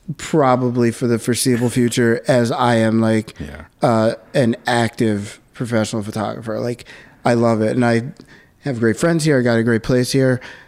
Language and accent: English; Philadelphia, Pennsylvania, United States; now in New York, United States; I mean, I love Philly. Yeah. Like, I feel like wherever you grew up, like, always has to have a special place in your heart.